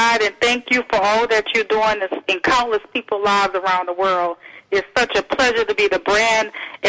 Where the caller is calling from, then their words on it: Houston, Texas, United States; I am calling from Houston, Texas